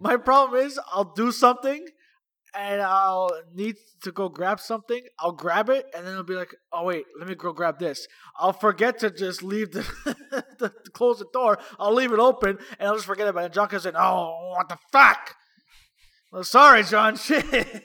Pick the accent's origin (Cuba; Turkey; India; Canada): Canada; Toronto, Ontario; moved away as an adult; we come from, well, I mean, we're from Toronto